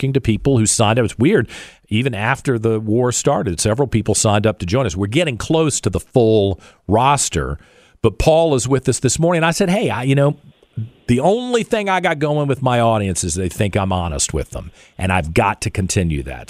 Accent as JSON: {"language": "English", "town": "Richmond", "region": "Virginia", "country": "United States", "tie": "born or raised there", "said": "It's my hometown"}